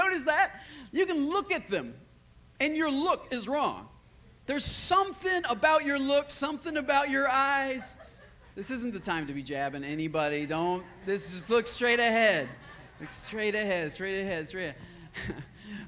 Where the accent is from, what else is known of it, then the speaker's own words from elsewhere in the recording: Michigan, United States; also born or lived in West Virginia; now in Austin, United States; I had about 20 people back in my hometown of Michigan that wanted me to plant a church